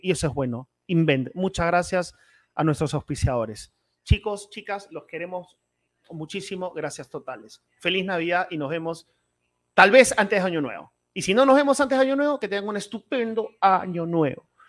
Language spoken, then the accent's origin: Spanish; Peru; Todos somos peruanos y peruanas